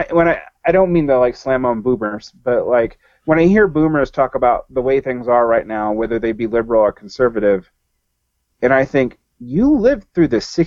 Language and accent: English; Southern United States, United States; I mean, like maybe because I'm a Southerner, this is like emblazoned in my head